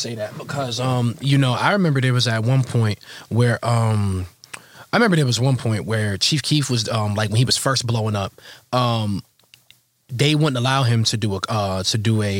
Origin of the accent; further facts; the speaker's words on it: Rochester, New York, United States; also born or lived in Atlanta, Georgia; I grew up in Rochester.